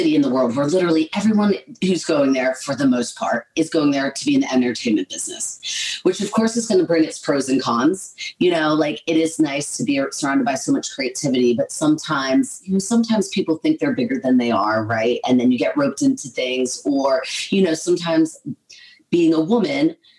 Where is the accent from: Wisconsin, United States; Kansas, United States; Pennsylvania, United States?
Pennsylvania, United States; right outside of Philadelphia; moved away as an adult; also born or lived in Berkeley, California / Los Angeles, California; now in London, United Kingdom; I'm from the East Coast originally, right outside of Philadelphia. Pennsylvania is the name of the state. It's right underneath New York.